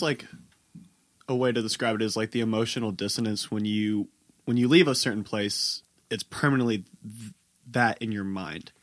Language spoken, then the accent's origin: English; Louisville, Kentucky, United States; moved away as an adult; also born or lived in Murfreesboro, Tennessee; I'm from Louisville, Kentucky originally